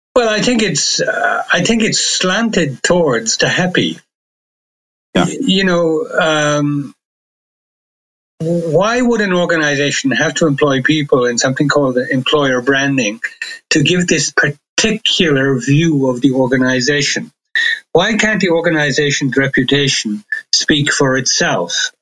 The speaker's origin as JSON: {"language": "English", "country": "Ireland", "tie": "born or raised there", "also_born_or_lived": "London, United Kingdom", "moved": "yes", "lives_now": "Germany", "said": "I was born in Ireland. I've, I've lived in Germany uh, for a good many years"}